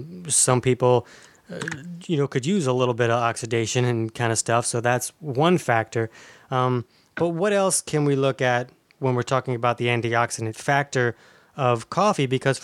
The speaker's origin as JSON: {"language": "English", "town": "Orange Park", "region": "Florida", "country": "United States", "said": "I'm from Orange Park, Florida."}